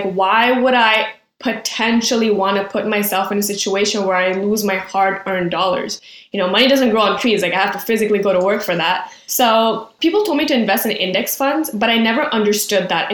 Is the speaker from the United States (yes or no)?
no; Quebec, Canada; I'm from Quebec. We finished high school at 17. And then from the ages of 17 to 19, we go to CEGEP